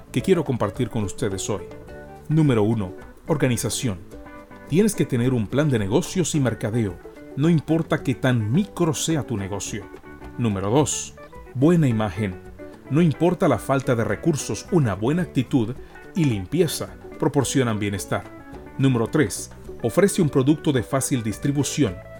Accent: Panama; en nuestra cultura como panameños

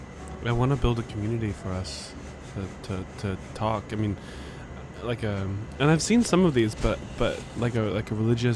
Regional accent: Orlando, Florida, United States; born there; Born a world apart. I was born in Orlando.

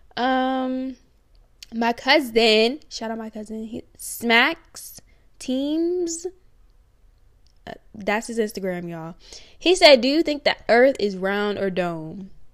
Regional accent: Newport News, Virginia, United States; I'm from Newport News, Virginia. Yeah, big seven five seven

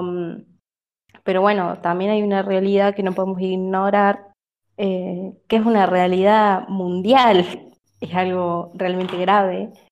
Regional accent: Córdoba, Argentina; yo soy de Córdoba

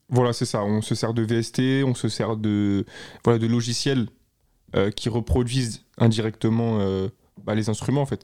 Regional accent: Paris, Île-de-France, France; je suis originaire de Paris

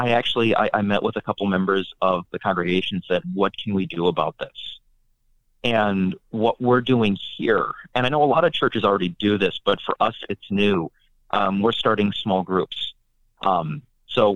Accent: North Dakota, United States; now in Kentucky, United States; I grew up in North Dakota

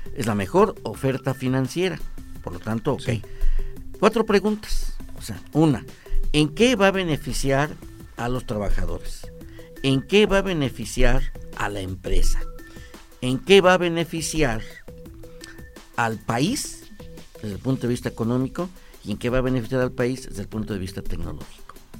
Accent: Mexico

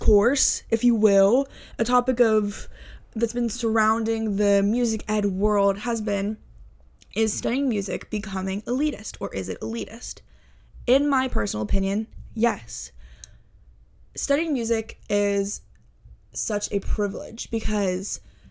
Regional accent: Houston, Texas, United States; moved away; I grew up in Houston, Texas

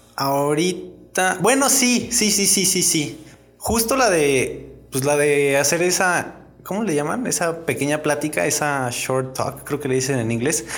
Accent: Mexico

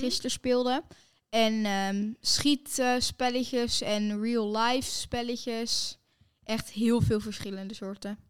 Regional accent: Netherlands; wij zijn natuurlijk van Nederland

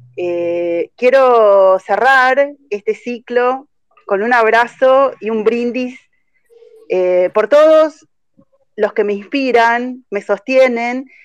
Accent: Argentina; somos argentinos y, no tenemos que renunciar a nuestro país

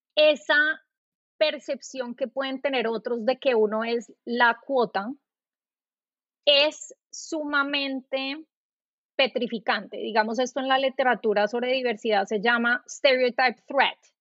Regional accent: Colombia; moved away as an adult; also born or lived in New York; now in United States; yo soy colombiana

